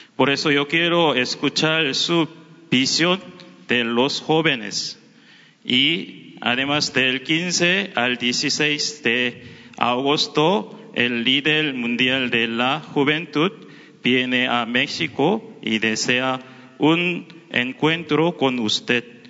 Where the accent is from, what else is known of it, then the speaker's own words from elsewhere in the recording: South Korea; Spanish is a second language; vengo de Corea